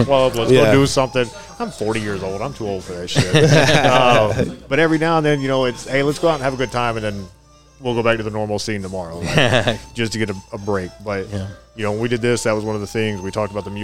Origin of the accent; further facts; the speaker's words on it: Tennessee, United States; moved away as an adult; now in Rio Grande Valley, United States; I'm actually from Tennessee. I'm up from the mountains of Tennessee.